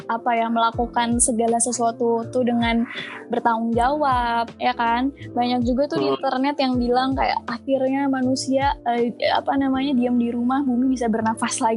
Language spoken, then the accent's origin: Indonesian; Bandung, West Java, Indonesia; now in Jakarta, Indonesia; karena kan uh, gue sebenarnya asal Bandung.